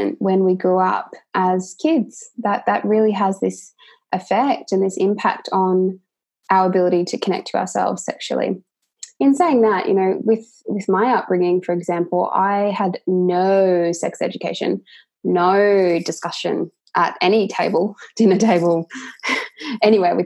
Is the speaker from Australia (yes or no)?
yes; Australia; I'm from Australia